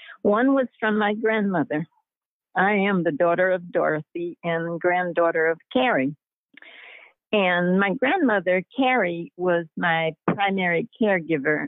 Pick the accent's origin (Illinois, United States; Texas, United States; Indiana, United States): Illinois, United States; Chicago; moved away; also born or lived in Tennessee; I grew up in Chicago, which was segregated